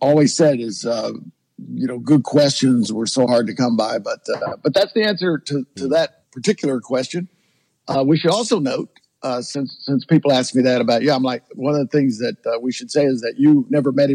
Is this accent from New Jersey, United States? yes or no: no; Kentucky, United States; moved away; also born or lived in Aspen, Colorado; We're both from Kentucky